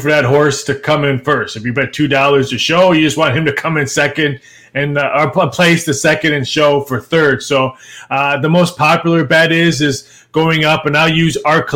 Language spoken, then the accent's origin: English; Midwest, United States; moved away; I grew up in the Midwest